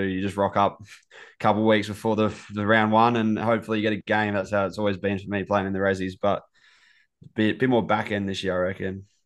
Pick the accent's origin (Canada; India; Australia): Australia; Adelaide, South Australia; moved away as an adult; now in Melbourne, Australia; I was originally from Adelaide, uh, myself